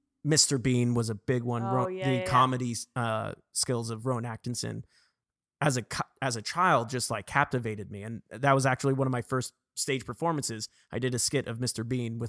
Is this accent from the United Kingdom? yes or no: yes; England, United Kingdom; born there; So for me, I was born in England, actually. So my mom is English